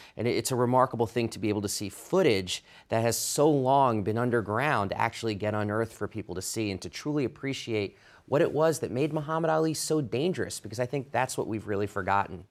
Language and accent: English; New York City, New York, United States; moved away as an adult; also born or lived in Minnesota; now in Washington, D.C., United States; I grew up in New York City